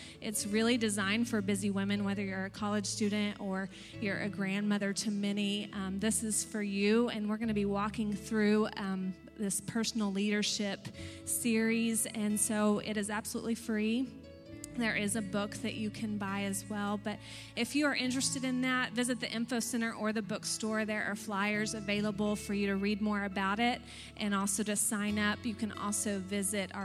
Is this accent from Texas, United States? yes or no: yes; Texas, United States; now in Pennsylvania, United States; I'm from Texas